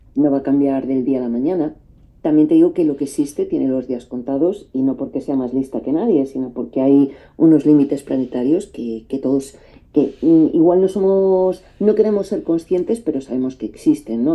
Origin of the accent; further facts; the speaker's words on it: Madrid, Community of Madrid, Spain; moved away as an adult; also born or lived in Paris; aquí me volví a Madrid, que yo soy de Madrid